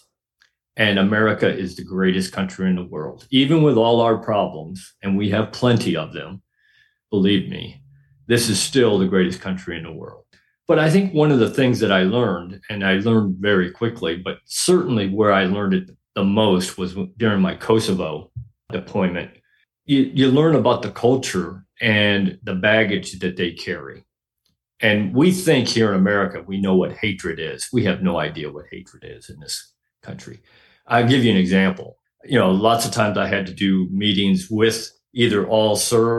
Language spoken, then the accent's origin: English; Northern Illinois, United States; now in Florida, United States; I grew up in Northern Illinois, which is why I live in Florida, because I'm never living through winters like that again